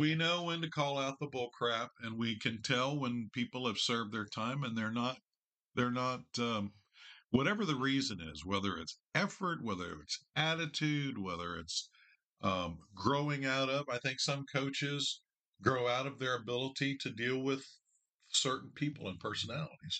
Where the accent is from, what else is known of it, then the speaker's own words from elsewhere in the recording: Fort Thomas, Kentucky, United States; also born or lived in Grantsville, Kentucky; 72, we moved from Grantsville, Kentucky to Fort Thomas